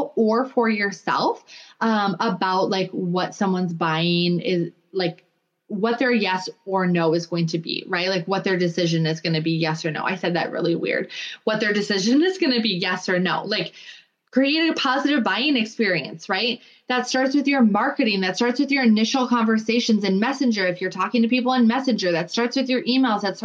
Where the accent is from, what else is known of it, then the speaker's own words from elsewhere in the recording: Minnesota, United States; now in North Dakota, United States; I live in North Dakota now, but I'm from Minnesota.